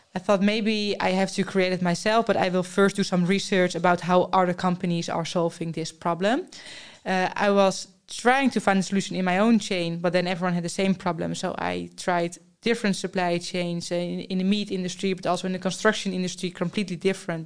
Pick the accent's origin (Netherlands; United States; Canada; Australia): Netherlands; I'm from the Netherlands.